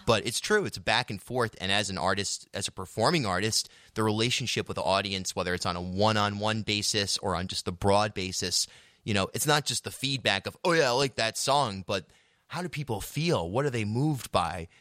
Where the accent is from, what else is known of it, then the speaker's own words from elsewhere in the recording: South County, Rhode Island, United States; growing up in South County, that was a big thing to get dropped off and be able to roam around